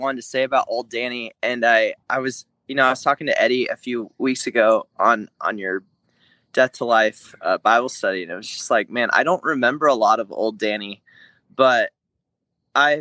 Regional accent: Corvallis, Oregon, United States; I grew up in Corvallis, Oregon, and that's where Oregon State University is

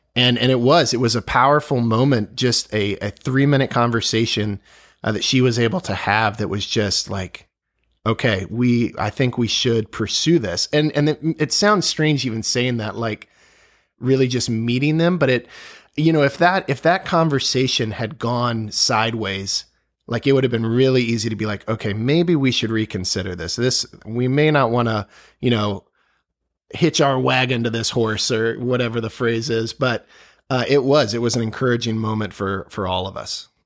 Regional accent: Virginia, United States; growing up in Virginia, just the history all around us

